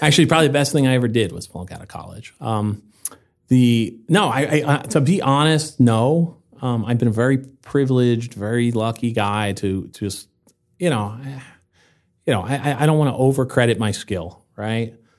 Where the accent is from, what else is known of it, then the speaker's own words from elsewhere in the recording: New Jersey, United States; moved away as an adult; also born or lived in Seattle / Los Angeles / Puerto Rico; now in Vermont, United States; I grew up in New Jersey